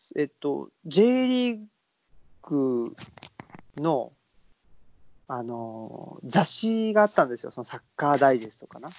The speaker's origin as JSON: {"language": "Japanese", "region": "Saitama", "country": "Japan", "tie": "born or raised there", "moved": "yes", "lives_now": "Nara Prefecture, Japan", "said": "僕も出身があの、えっと、浦和ってとこなんで"}